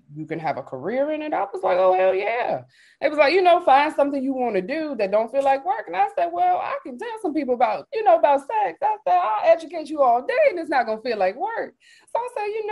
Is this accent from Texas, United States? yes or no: no; Richmond, Virginia, United States; also born or lived in Charlotte, North Carolina; I'm from Richmond, Virginia, but I also lived in Charlotte for about 10 years